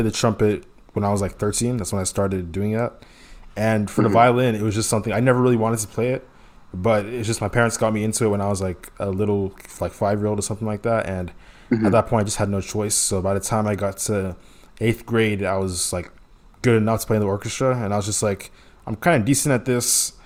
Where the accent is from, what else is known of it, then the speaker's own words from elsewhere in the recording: Houston, Texas, United States; I grew up in Houston